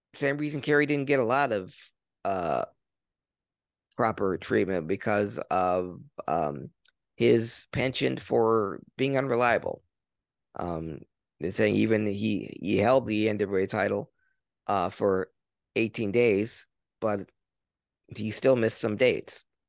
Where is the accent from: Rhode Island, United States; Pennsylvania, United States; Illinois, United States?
Pennsylvania, United States; Philadelphia; growing up in Philly in the Northeast